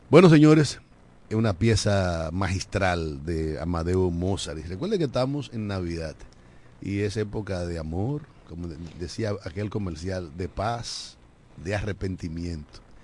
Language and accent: Spanish; La Romana, Dominican Republic; la provincia de la Romana, nuestra patria chica